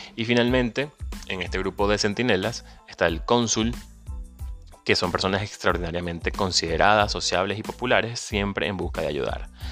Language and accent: Spanish; Venezuela; moved away; Soy venezolano